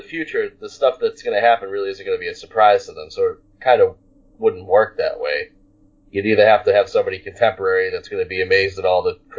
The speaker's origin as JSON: {"language": "English", "region": "Northeast", "country": "United States", "said": "I'm from the Northeast."}